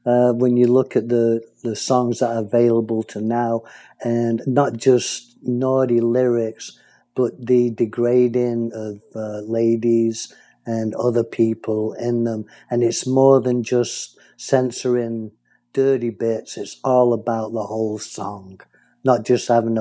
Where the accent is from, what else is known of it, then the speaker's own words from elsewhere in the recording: Manchester, North West England, United Kingdom; accent: English; moved away; being a Mancunian